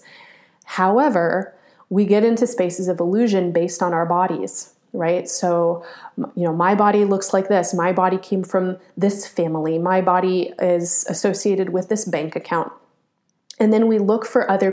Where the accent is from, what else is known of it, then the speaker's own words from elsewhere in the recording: United States; I was born and raised in the United States